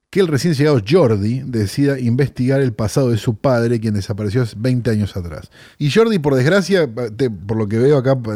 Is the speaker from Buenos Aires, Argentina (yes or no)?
yes; Buenos Aires, Argentina; born there; Yo nací en, bueno, técnicamente en Barrio Norte nací.